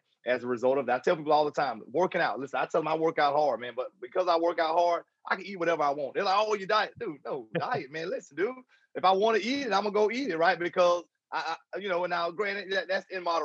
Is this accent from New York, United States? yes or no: no; Jacksonville, Florida, United States; Jacksonville, Florida, my hometown